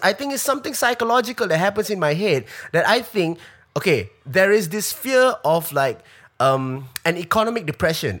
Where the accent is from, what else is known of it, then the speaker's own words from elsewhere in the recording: Singapore; as a Singaporean